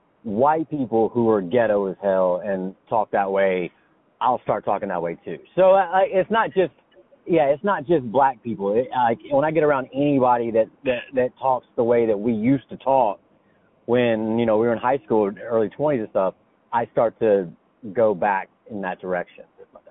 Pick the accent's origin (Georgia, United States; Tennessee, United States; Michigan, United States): Georgia, United States; Smyrna; Man, I sound so ghetto. Because I, you know, growing up in Smyrna and stuff, like, you know, I always had that little bit in me, whatever, whatever. And now I listen to it and all I think is, God, I'm so country.